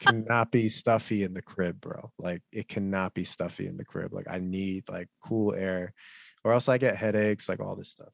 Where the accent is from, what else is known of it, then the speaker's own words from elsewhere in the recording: United States; as an American, Korean American person